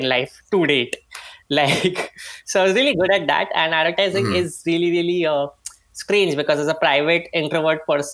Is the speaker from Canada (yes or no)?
no; Mumbai, Maharashtra, India; I am from Bombay, India